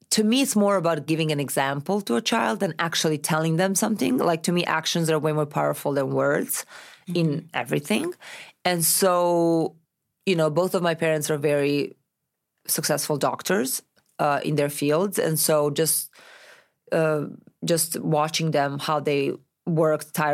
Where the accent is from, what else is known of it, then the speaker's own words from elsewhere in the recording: Novi Sad, Vojvodina, Serbia; English is a second language; also born or lived in Milan, Italy; now in Los Angeles, United States; i'm from novi sad